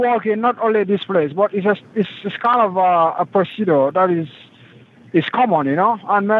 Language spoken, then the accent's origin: English; Gambia; now in United States; I'm from Africa, the Gambia. That's Africa.